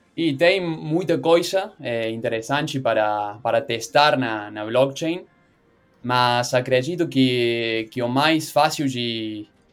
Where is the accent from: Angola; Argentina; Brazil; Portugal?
Argentina; Portuguese is a second language; sou da Argentina, por isso o meu sotaque é um pouco estranho